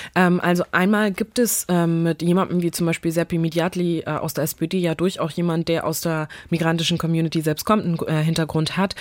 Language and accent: German; Neumünster, Schleswig-Holstein, Germany; ich bin hier aufgewachsen, wie alle schleswig-holsteinischen Kids hier aufgewachsen sind